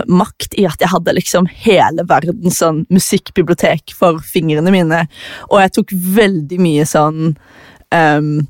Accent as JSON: {"language": "Norwegian", "town": "Farsund", "region": "Agder", "country": "Norway", "also_born_or_lived": "Australia / Tananger", "said": "Jeg er fra Farsund. Jeg har bodd veldig mange forskjellige plasser. Jeg vokste opp litt i eh, Australia, jeg har bodd i Tananger, jeg har bodd i Farsund"}